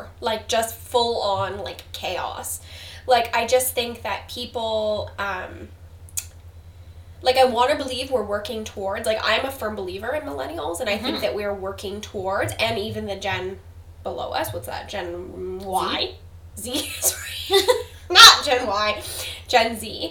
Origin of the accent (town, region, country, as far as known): Canada